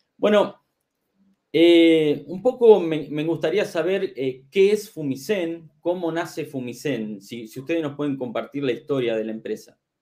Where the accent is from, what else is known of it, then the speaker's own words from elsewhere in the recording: Argentina; en mi país, aquí en Argentina